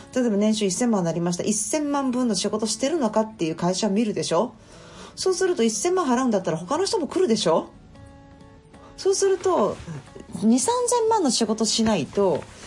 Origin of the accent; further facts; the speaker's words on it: Kyoto, Japan; 私は京都生まれの京都育ち